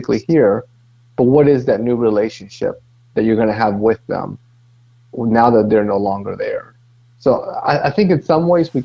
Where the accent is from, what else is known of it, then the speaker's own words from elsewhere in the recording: Dominican Republic; now in Greensboro, United States; Originally, I'm from Dominican Republic.